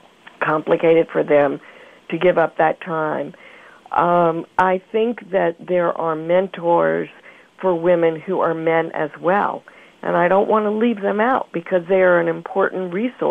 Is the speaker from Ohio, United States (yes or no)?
no; Mobile, Alabama, United States; I grew up in Mobile, Alabama